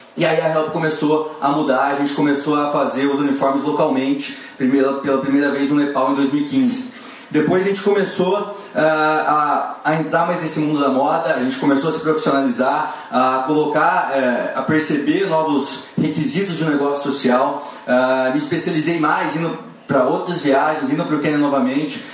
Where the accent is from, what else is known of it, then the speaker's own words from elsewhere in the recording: Maringá, Paraná, Brazil; sou de Maringá, Paraná.